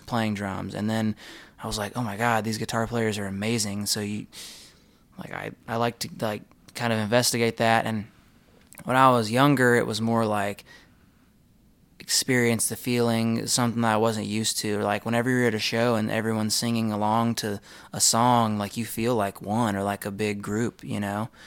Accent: Texas, United States; we're from Texas

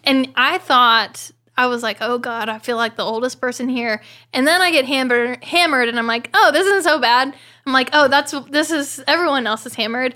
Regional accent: Oklahoma, United States; moved away; I'm from Oklahoma

